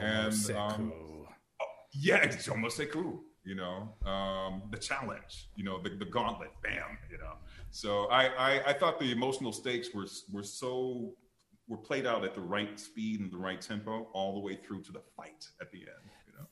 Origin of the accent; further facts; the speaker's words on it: Detroit, Michigan, United States; I'm from Detroit, Michigan